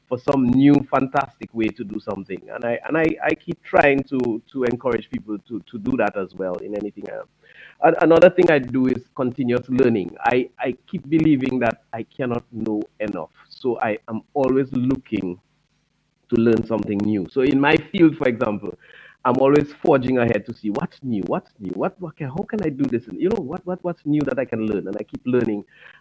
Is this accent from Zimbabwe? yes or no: no; Cottage, Dominica; also born or lived in Curaçao; I grew up in the village of Cottage.